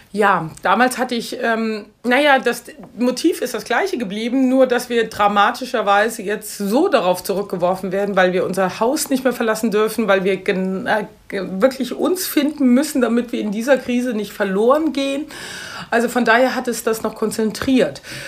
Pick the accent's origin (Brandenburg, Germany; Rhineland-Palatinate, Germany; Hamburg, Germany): Rhineland-Palatinate, Germany; Mainz; moved away as an adult; also born or lived in Paris / London; seit 2000 bin ich zurück in meine Heimatstadt Mainz